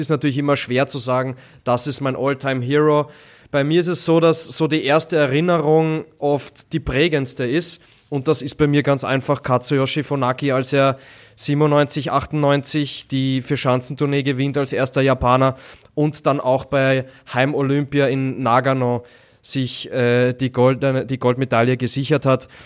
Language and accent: German; Austria; Ich als Österreicher werde mich vorwiegend mit dem ÖSV beschäftigen, alles rund um die österreichischen Skispringer